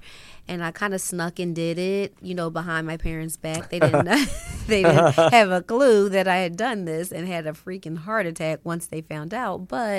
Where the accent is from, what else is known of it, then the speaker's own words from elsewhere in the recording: Philadelphia, Pennsylvania, United States; also born or lived in Los Angeles; You know, I actually was born here in L.A.